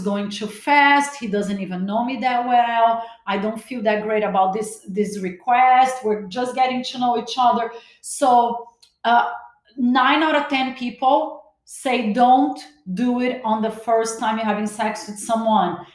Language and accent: English; Brazil; also born or lived in Los Angeles, United States; now in Miami, United States; As much as I was born in Brazil, every time I step in LA, I feel like I'm home.